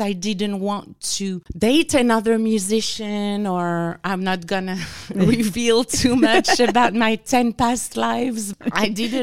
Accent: France; accent: French; English is a second language; moved away as an adult; also born or lived in Louisiana, United States; now in Houston, United States; I'm originally from France, and I went to grad school in Louisiana.

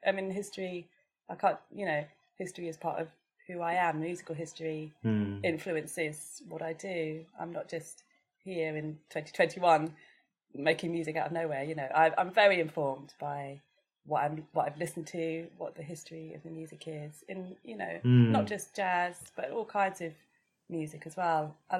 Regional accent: England, United Kingdom; I'm British. I'm sure. English. It's like, that's culturally how I was brought up, you know.

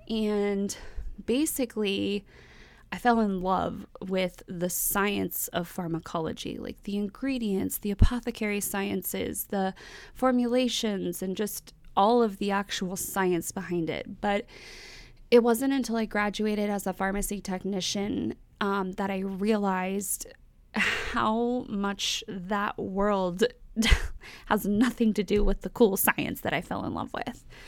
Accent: North Texas, United States; moved away as an adult; now in Florida, United States; I was, I was born and raised in Texas, and, um, that's where I grew up

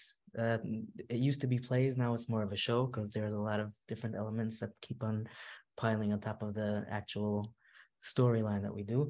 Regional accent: New York City, New York, United States; moved away as an adult; now in Monsey, United States; I grew up in Williamsburg, and I got married to Muncie.

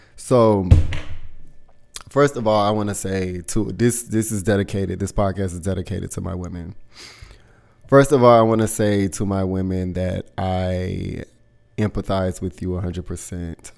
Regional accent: the South, United States; moved away; I'm from the South

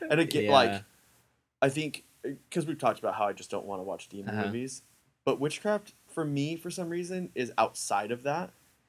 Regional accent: Fresno, California, United States; growing up in Fresno.

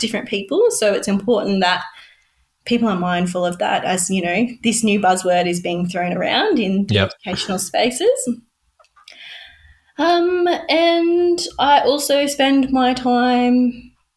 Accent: Dubbo, New South Wales, Australia; now in Newcastle, Australia; I grew up in Dubbo.

